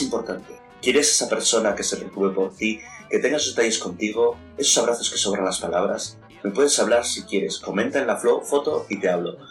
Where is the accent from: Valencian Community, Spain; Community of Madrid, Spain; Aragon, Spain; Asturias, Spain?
Asturias, Spain; Avilés; soy de Avilés